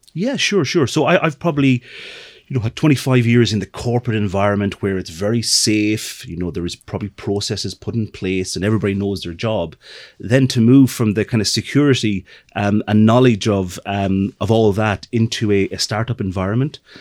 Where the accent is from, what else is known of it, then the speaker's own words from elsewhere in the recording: middle of Ireland, Midlands, Ireland; moved away as an adult; also born or lived in London; I'm from the middle of Ireland